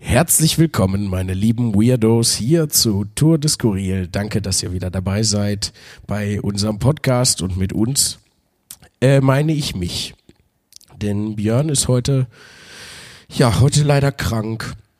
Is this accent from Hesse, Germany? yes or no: no; Wuppertal, North Rhine-Westphalia, Germany; moved away; bin ich heute in Wuppertal, in meiner alten Heimatstadt, wo ich geboren und äh, aufgewachsen bin.